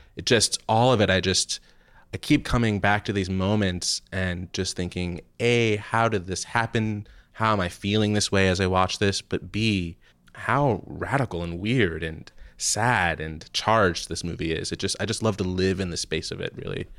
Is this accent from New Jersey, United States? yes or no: yes; New Jersey, United States; I'm from New Jersey